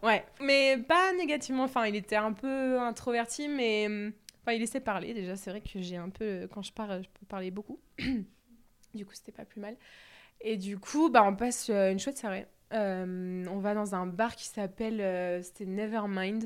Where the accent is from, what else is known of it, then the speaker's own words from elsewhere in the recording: Bordeaux, Nouvelle-Aquitaine, France; je suis de Bordeaux